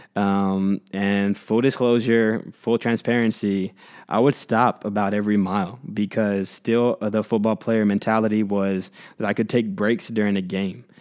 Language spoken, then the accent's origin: English; Houston, Texas, United States; I grew up in Houston, so you can imagine how competitive that market was in a big city like Houston.